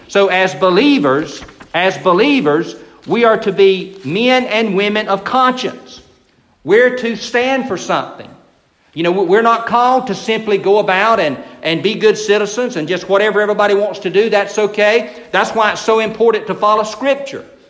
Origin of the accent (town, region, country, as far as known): United States